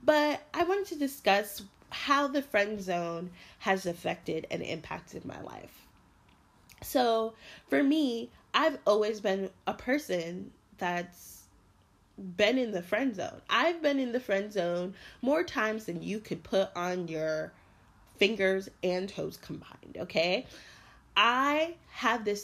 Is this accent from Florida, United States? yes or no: yes; Miramar, Florida, United States; now in New York City, United States; I'm originally from Miramar, Florida, which is Broward County.